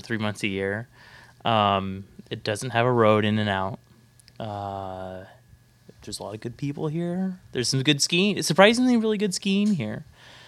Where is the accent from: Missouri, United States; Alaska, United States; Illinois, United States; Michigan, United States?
Alaska, United States; Fairbanks; I'm from Fairbanks